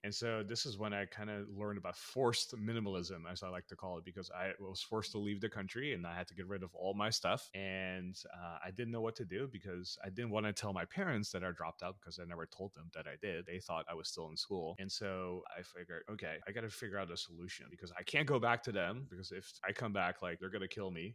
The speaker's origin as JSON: {"language": "English", "country": "Netherlands", "tie": "born or raised there", "also_born_or_lived": "Philippines / United States", "moved": "as an adult", "said": "we immigrated from the Philippines to the Netherlands, where I grew up"}